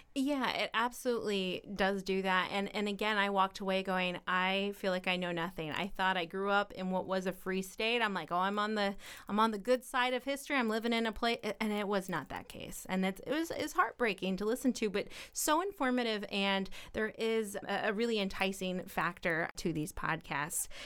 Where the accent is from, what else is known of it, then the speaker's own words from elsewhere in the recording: Petersburg, Illinois, United States; I am from Petersburg